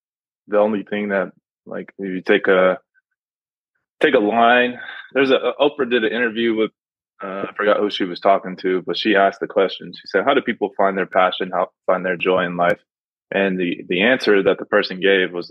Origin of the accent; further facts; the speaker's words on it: Pasadena, California, United States; also born or lived in Los Angeles; I was born in Los Angeles. I was raised in Pasadena